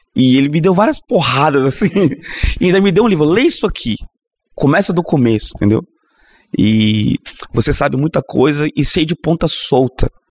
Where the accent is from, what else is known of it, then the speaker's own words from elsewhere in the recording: Governador Valadares, Minas Gerais, Brazil; now in Vitória, Brazil; eu sou de Valadares, Minas Gerais, então eu sou mineiro, então tô sempre em casa aqui